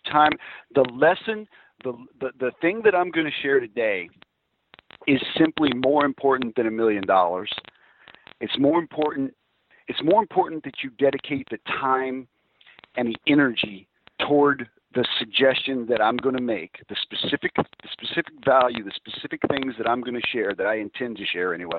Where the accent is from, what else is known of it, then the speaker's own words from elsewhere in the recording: Alabama, United States; being from Alabama, I don't know if it's because I'm from Alabama